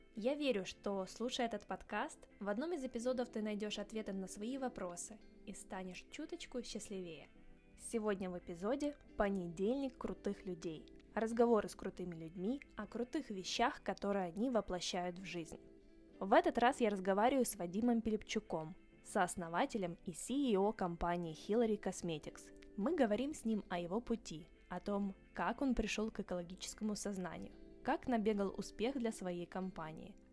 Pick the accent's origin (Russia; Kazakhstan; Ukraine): Ukraine; мы с тобой выросли в Украине